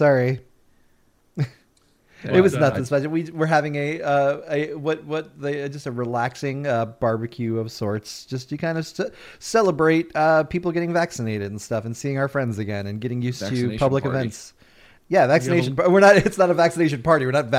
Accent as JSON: {"language": "English", "town": "Chicago", "region": "Illinois", "country": "United States", "tie": "born or raised there", "moved": "yes", "said": "Because I grew up in Chicago."}